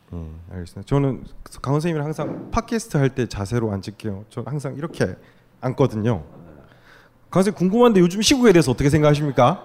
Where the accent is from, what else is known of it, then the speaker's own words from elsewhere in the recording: Busan, South Korea; 저도 부산에서 태어나서